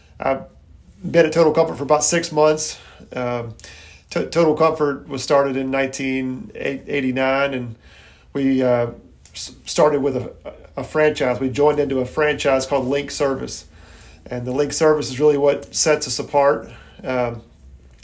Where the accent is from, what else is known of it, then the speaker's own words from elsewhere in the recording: Irmo, South Carolina, United States; I grew up in Irmo, and Troop 95 was my troop right there at Union United Methodist